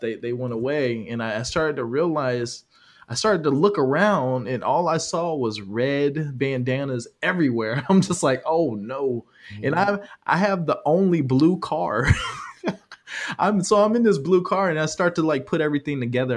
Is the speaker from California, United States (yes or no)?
yes; California, United States; now in Georgia, United States; I'm from California